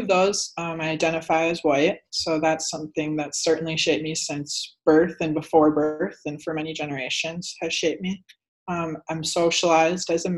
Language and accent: English; Sleepy Eye, Minnesota, United States; now in New York City, United States; Sleepy Eye, Minnesota is the name of my hometown.